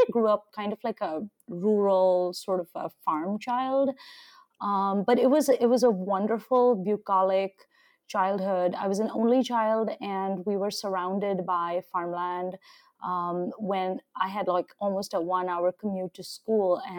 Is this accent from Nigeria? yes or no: yes; Nigeria; also born or lived in India; now in United States; Yeah, um, so I'm Indian and I've lived on several continents. I actually grew up in Nigeria, West Africa, in a very sort of rural setting. Um, but I then lived in India and I've lived in the US for almost 20 years now.